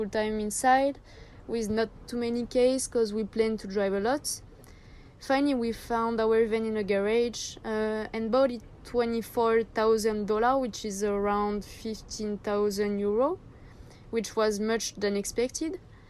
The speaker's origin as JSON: {"language": "English", "country": "France", "second_language": "English", "moved": "as an adult", "lives_now": "Australia", "said": "I'm 23. We are living with Max full-time in our Sprinter in Australia. We are both from France, as you can hear"}